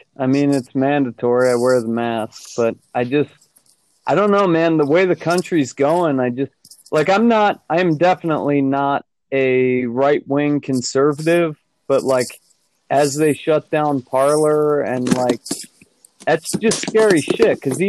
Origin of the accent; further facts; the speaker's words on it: Southern California, United States; also born or lived in Florida; now in Utah, United States; I'm from Southern California